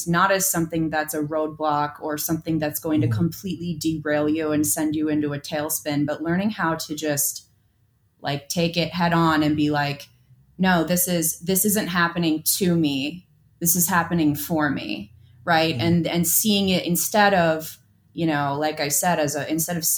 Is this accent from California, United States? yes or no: no; Minneapolis, Minnesota, United States; moved away; I hail from Minneapolis.